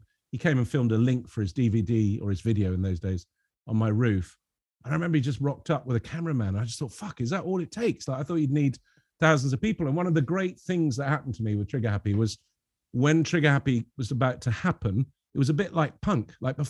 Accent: Lebanon; You know, growing up in Lebanon, I had a lot of French and Belgian comics, which are very surreal

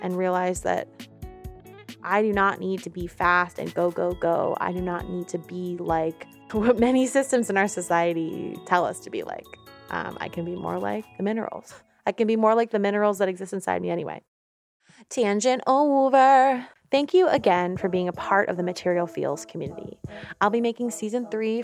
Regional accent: New York, United States; now in Oakland, United States; I'm an artist and audio storyteller based out of Oakland. I'm from New York

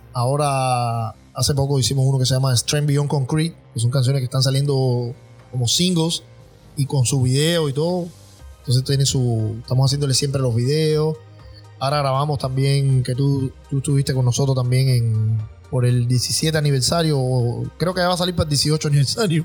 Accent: Cuba; moved away as an adult; now in United States; nosotros somos una banda cubana

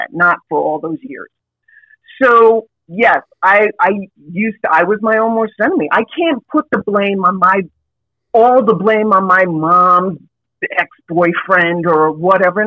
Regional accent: New York City, New York, United States; I grew up in New York City, if you can't tell from the voice, but I grew up in New York City

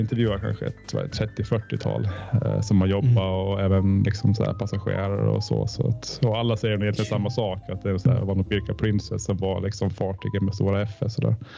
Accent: Åland Islands; som ålänning

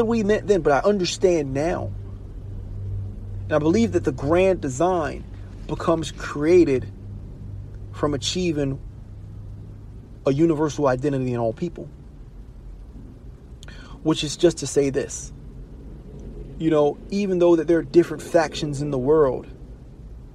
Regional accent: Baltimore, Maryland, United States; Baltimore City, I'm from Baltimore City

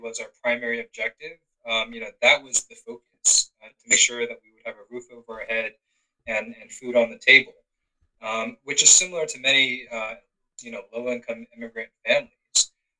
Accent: Georgia, United States; I'm proud of my Korean heritage, but I'm born and raised in Georgia. And, you know, this is the only home that I know of.

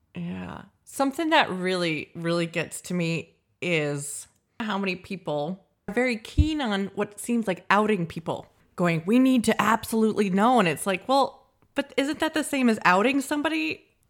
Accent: United States; now in Scotland, United Kingdom; we're from America

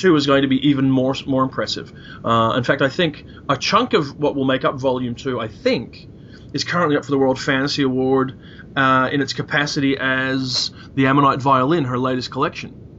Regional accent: Belfast, Northern Ireland, United Kingdom; I was born in Belfast in 1964.

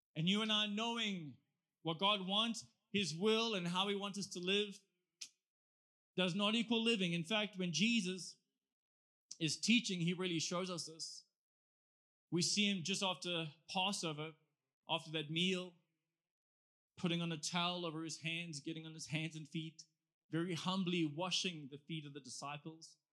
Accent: South Africa; I'm actually just from South Africa with a church

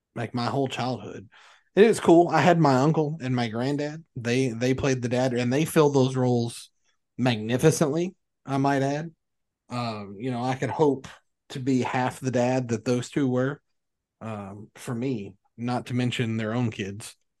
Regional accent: Kentucky, United States; I'm from Kentucky

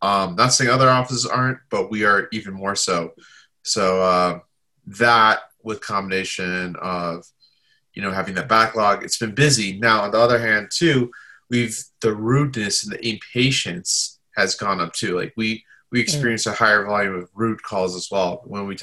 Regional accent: Southern Indiana, United States; also born or lived in Chicago suburbs, Illinois; I grew up in Indiana for the most part

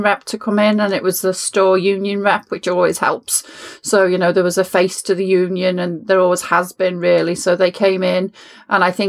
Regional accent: Liverpool, North West England, United Kingdom; I grew up in Liverpool in the 1970s

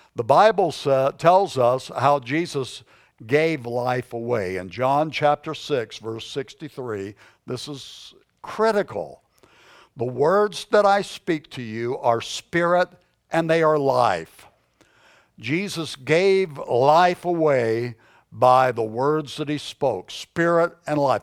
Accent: United States; we are Americans

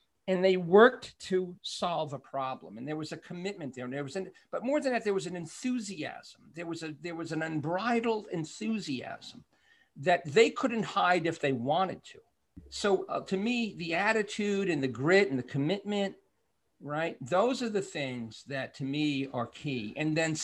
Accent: New York City, New York, United States; I'm from Brooklyn

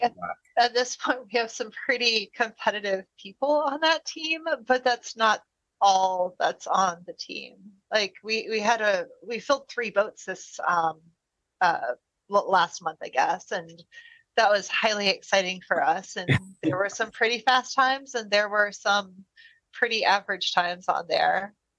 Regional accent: United States; as an American

